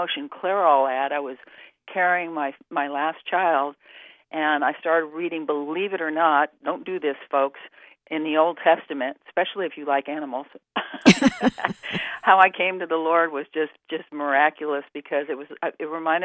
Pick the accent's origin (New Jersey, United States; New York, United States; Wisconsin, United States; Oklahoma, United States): New York, United States; New York City; I grew up on the East Coast in New York City